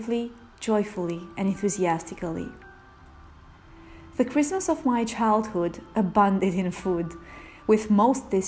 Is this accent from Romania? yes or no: yes; Romania; Romania, my home country